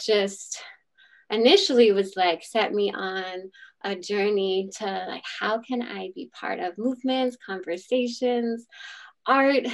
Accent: Washington, District of Columbia, United States; I grew up in a neighborhood called Mount Pleasant in Washington, D.C.

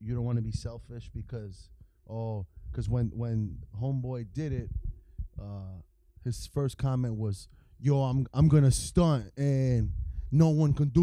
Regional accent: New York, United States; accent: New York; It's my New York accent

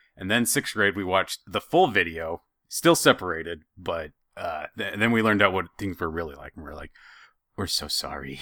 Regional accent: Idaho, United States; I'm from Idaho, and, and I'm sure that's part of it. I've, I've been in cold most of my life

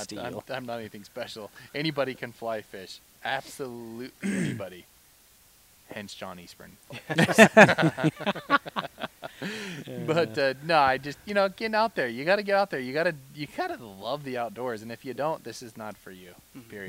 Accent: La Pine, Oregon, United States; I grew up in Lapine, Oregon

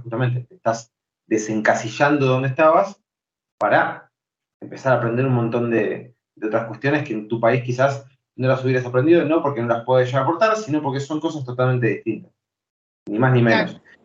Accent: Buenos Aires, Argentina; also born or lived in Santa Cruz, Argentina / Chubut, Argentina / Esquel, Argentina; yo hablo quizás como porteño

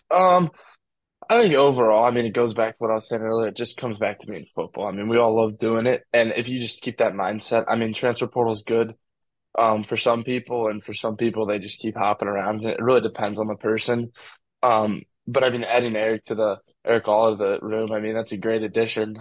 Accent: St. Louis, Missouri, United States; I'm from St. Louis City

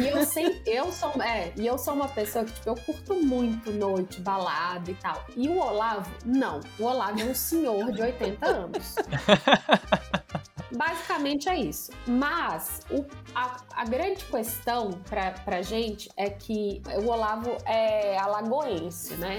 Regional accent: Brazil; a gente é brasileiro.

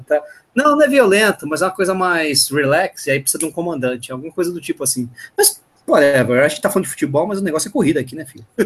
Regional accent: ABC Paulista, São Paulo, Brazil; eu sou do ABC

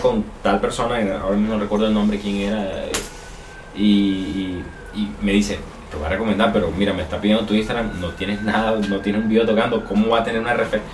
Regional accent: Barranquilla, Atlántico, Colombia; soy aquí de Barranquilla, tengo 22 años

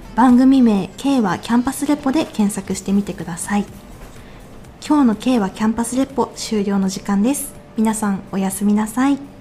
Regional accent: Seirō, Niigata, Japan; 私神田の聖籠町出身なんですけれども

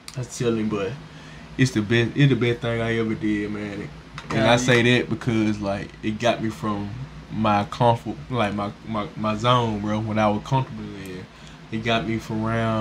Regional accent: the South, United States; we from the south

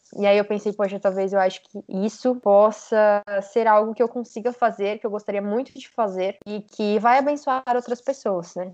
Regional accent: São Paulo, Brazil; also born or lived in Rio Branco, Acre; eu sou de São Paulo, estou morando aqui em São Paulo agora, mas na verdade eu nasci em Rio Branco, no Acre

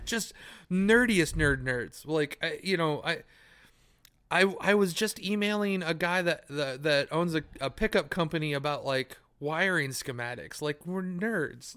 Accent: United States

